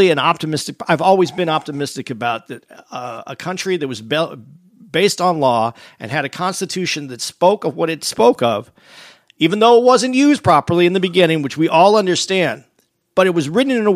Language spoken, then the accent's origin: English; Arizona, United States; I grew up in Arizona